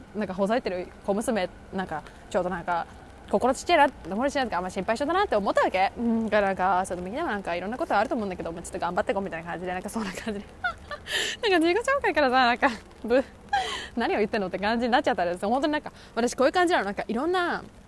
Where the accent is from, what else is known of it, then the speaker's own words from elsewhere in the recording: Japan; 私も多分ずっと日本で育ってきた